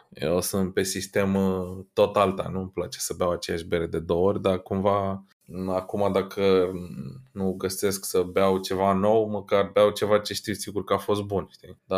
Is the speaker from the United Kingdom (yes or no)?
yes; London, United Kingdom; Sunt din Londra, sunt obișnuit să beau British style everything, da?